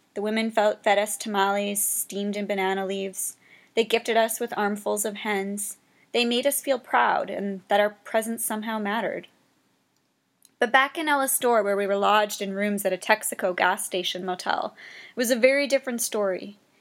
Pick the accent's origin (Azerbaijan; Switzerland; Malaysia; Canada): Canada